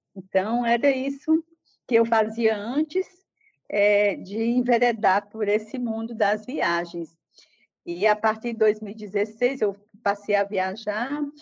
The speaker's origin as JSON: {"language": "Portuguese", "town": "Juazeiro do Norte", "region": "Ceará", "country": "Brazil", "tie": "born or raised there", "also_born_or_lived": "Fortaleza", "moved": "as an adult", "said": "E eu sou da cidade do interior do Ceará, Juazeiro do Norte, é, saí dessa cidade com 17 anos para Fortaleza para estudar"}